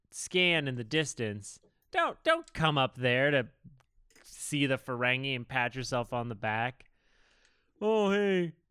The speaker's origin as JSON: {"language": "English", "region": "Texas", "country": "United States", "said": "Yeah, like they call me …. I'm from Texas."}